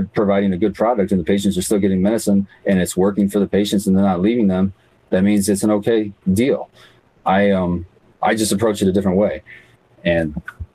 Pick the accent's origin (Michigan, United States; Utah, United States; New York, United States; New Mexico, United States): Michigan, United States; Jackson; I'm from Jackson